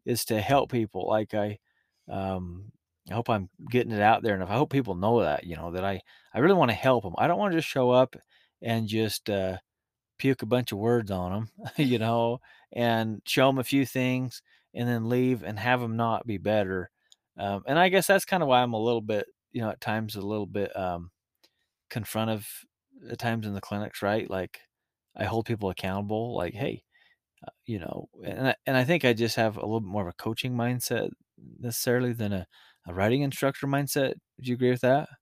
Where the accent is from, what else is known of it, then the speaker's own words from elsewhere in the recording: Utah, United States; we're from Utah